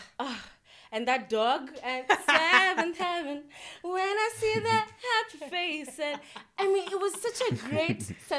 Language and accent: English; Ongata Rongai, Kajiado County, Kenya; when I was a kid, I grew up in Ongata. Ronga is a very remote place.